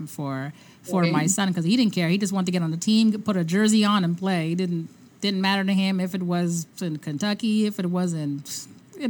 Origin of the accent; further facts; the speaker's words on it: Canada; we're from Canada